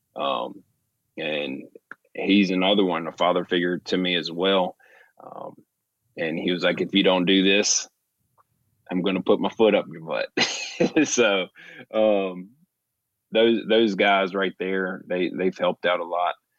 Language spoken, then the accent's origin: English; Virginia, United States; I'm from Raleigh, Virginia, so, um, I know my roots